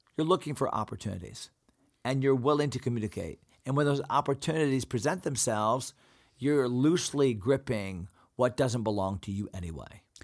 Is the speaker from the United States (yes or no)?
yes; United States; as American Christians